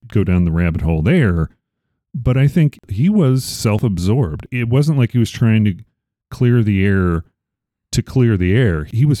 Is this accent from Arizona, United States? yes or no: yes; Arizona, United States; Growing up in Arizona